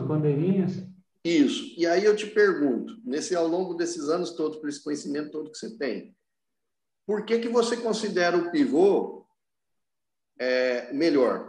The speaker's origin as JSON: {"language": "Portuguese", "town": "Franca", "region": "São Paulo", "country": "Brazil", "said": "as pessoas vêm me procurar na minha cidade, eu sou de Franca"}